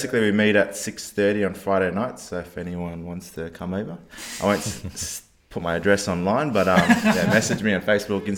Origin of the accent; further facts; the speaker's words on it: Fiji; now in Adelaide, Australia; I was born in Fiji